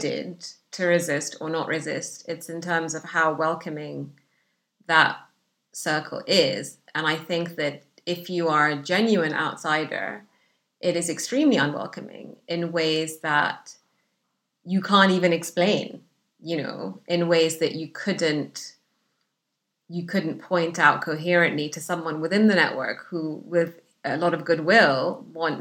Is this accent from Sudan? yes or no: yes; Sudan; English is a second language; moved away as an adult; also born or lived in Egypt / Saudi Arabia; now in United Kingdom; the isolation that I grew up with in Sudan